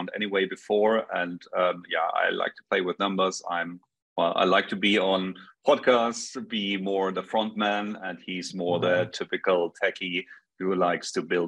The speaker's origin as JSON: {"language": "English", "town": "Munich", "region": "Bavaria", "country": "Germany", "also_born_or_lived": "Stockholm, Sweden", "said": "I'm from Munich, Bavaria in Germany, so from Europe, other side of the pond"}